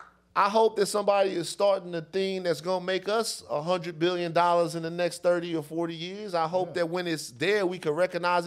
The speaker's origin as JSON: {"language": "English", "town": "Baton Rouge", "region": "Louisiana", "country": "United States", "tie": "born or raised there", "moved": "yes", "lives_now": "California, United States", "said": "somebody growing up in Baton Rouge"}